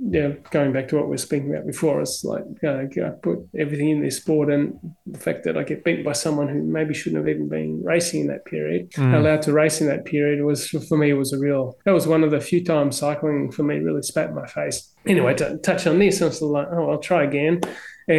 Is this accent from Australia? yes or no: yes; Melbourne, Victoria, Australia; also born or lived in Barunga, Northern Territory, Australia; we're both from Melbourne